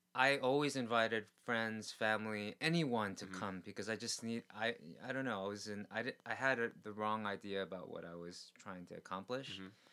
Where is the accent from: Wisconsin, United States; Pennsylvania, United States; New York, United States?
New York, United States; New York City; now in Korea; I grew up in New York City where there were com- comedy clubs and stuff that I couldn't get into mm-hmm. as a mm-hmm. kid